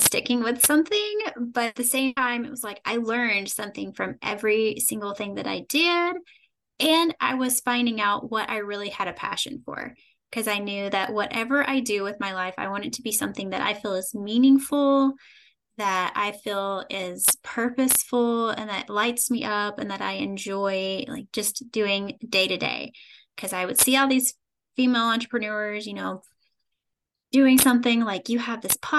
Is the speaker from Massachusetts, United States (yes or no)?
no; Kentucky, United States; I am from a small town in Kentucky, born and raised in Kentucky.